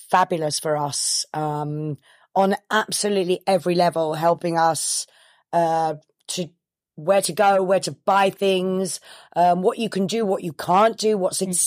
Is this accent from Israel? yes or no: no; United Kingdom; now in Forlì, Italy; I, am British. The I'm not Italian. I've been living in Italy for a very very long time, mm-hmm. um, but I am British. Mm. Um, and I, am I've now obviously become very Italian